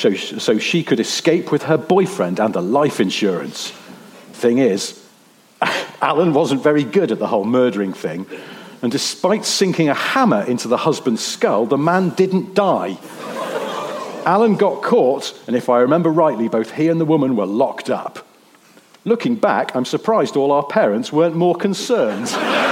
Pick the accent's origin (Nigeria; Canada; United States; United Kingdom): United Kingdom; East of England; I grew up in Suffolk, and from 1979 had to use the school bus service to take me to upper school.